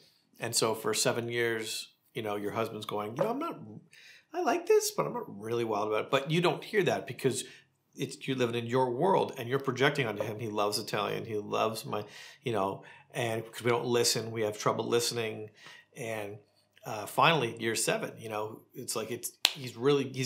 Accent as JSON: {"language": "English", "region": "rural Ontario", "country": "Canada", "tie": "born or raised there", "moved": "yes", "lives_now": "Palm Springs, United States", "said": "Growing up in rural Canada"}